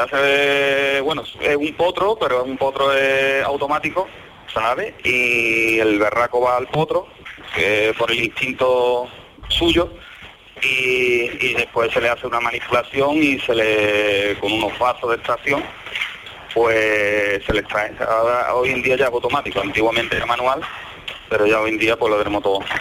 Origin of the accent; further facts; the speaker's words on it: Campillo, Spain; moved away as an adult; also born or lived in Scotland / northern Spain; yo soy de Campillo